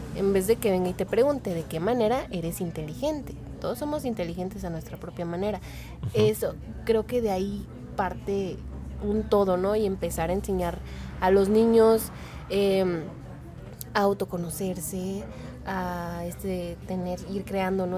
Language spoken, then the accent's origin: Spanish; Mexico